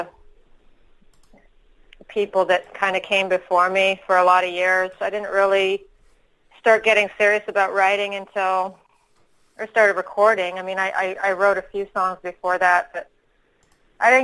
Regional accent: Ottawa, Ontario, Canada; moved away as an adult; also born or lived in Austin, Texas; I am from Ottawa. I went out to Texas when I was 21.

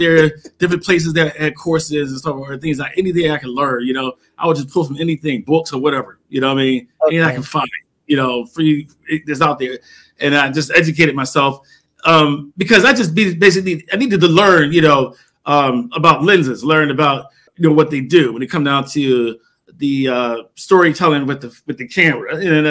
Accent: Philadelphia, Pennsylvania, United States; now in Arizona, United States; We came out here in 2007, we're from Philadelphia to Arizona

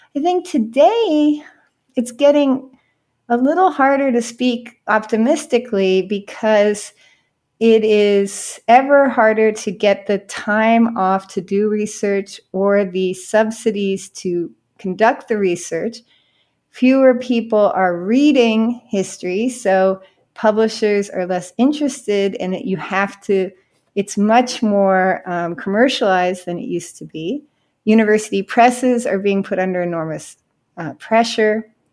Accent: California, United States; now in Miami, United States

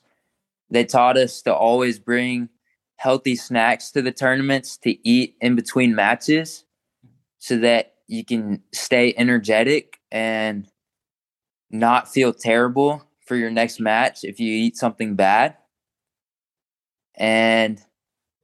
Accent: Texas, United States; moved away; Texas is my hometown

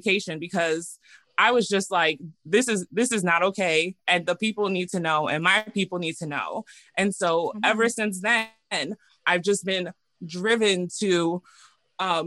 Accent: New York, United States; moved away as an adult; now in Sacramento, United States; I'm actually from New York, born and raised in New York

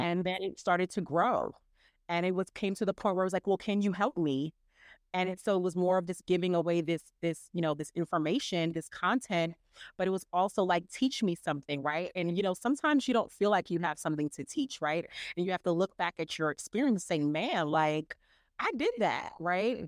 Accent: New York City, New York, United States; born and raised in New York City, and I come from amazing Caribbean parents.

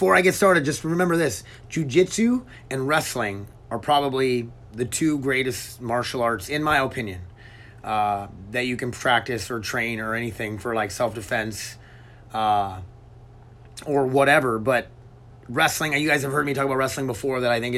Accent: Milbank, United States; growing up in Milbank

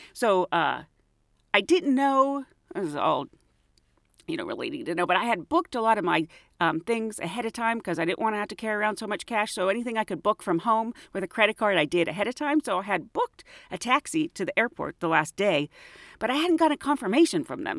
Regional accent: United States; Estados Unidos

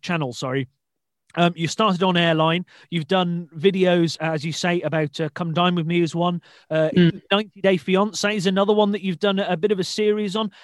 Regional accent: Shrewsbury, West Midlands, United Kingdom; now in Newcastle, United Kingdom; I live in Newcastle and support Newcastle United um, for my sins, mm. but I'm from Shrewsbury originally in the Midlands

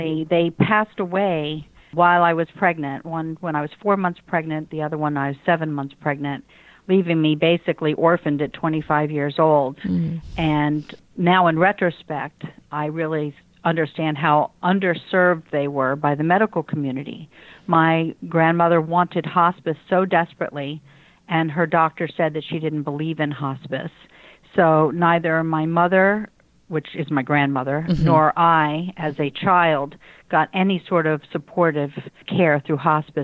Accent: Washington, District of Columbia, United States; now in Lake Worth, United States; I grew up in the Washington, D.C. area

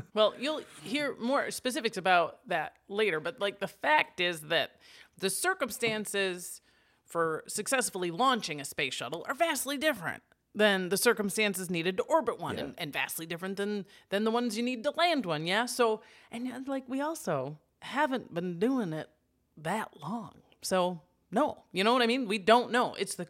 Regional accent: Wisconsin, United States; Okay, we're from Wisconsin. We understand the concept.

